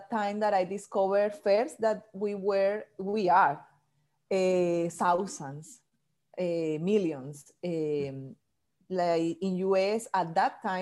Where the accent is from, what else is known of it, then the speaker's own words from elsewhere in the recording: Barranquilla, Atlántico, Colombia; English is a second language; moved away as an adult; now in Washington, D.C., United States; I live in Washington, D.C. 11 years ago, but I'm from Colombia, from South America, from a small city called Barranquilla that is in the coast